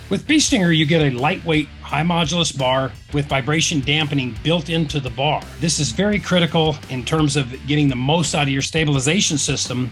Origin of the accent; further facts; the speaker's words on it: Alaska, United States; moved away; I grew up around in Alaska